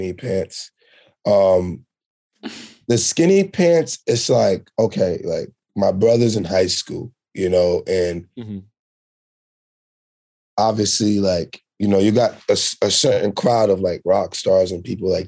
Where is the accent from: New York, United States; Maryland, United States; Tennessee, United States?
New York, United States; also born or lived in Sint Maarten; I was born on the French side, but I moved to New York when I was four